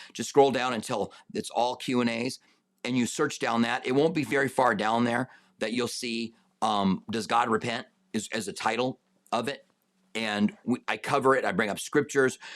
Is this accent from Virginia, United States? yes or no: no; Albuquerque, New Mexico, United States; I grew up in Albuquerque